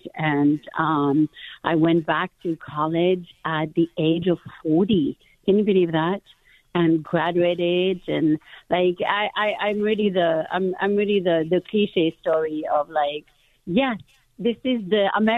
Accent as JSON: {"language": "English", "region": "Brittany", "country": "France", "tie": "born or raised there", "second_language": "English", "moved": "as an adult", "lives_now": "United States", "said": "I am originally from France and from Brittany, northwest of France, so right on the ocean and right under the Normandy beaches, which is very well known by the American people. And I have been in America for now almost 30"}